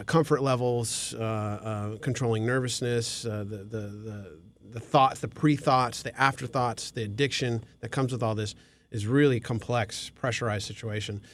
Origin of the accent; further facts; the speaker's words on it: Glendale, California, United States; also born or lived in Thousand Oaks; I grew up in Glendale